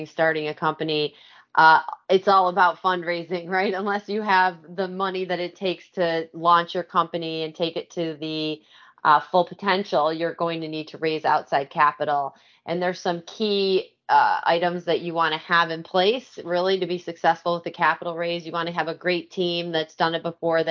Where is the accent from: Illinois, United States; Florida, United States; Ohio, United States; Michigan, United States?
Michigan, United States; also born or lived in New York / Los Angeles; now in Philadelphia, United States; I'm originally from Michigan, so not a native Philadelphian